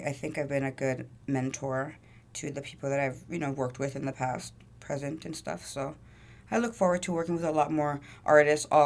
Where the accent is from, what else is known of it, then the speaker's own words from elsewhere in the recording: Toronto, Ontario, Canada; so I was born at yeah Jane Finch. Um, I moved around a lot.